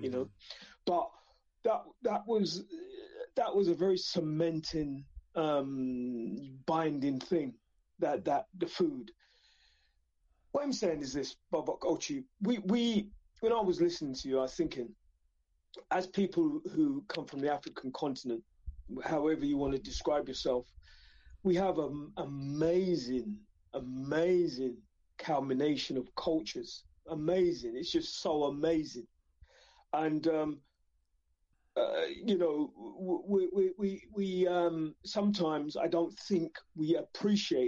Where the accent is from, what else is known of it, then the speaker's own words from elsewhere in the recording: London, United Kingdom; born in England, born in the East London, my Jamaican culture, who my parents brought.